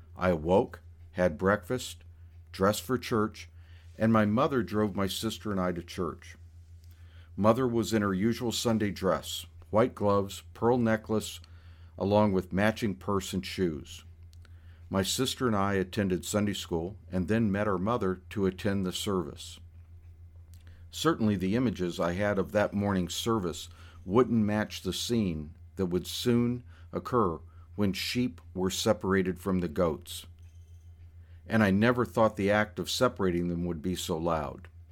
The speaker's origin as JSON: {"language": "English", "region": "the American South", "country": "United States", "said": "one other Southerner in the office besides myself"}